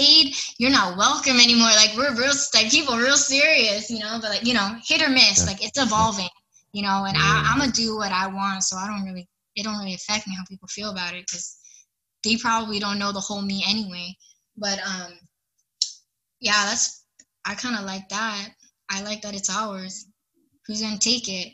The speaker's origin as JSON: {"language": "English", "region": "Hawaii", "country": "United States", "said": "I'm from Hawaii"}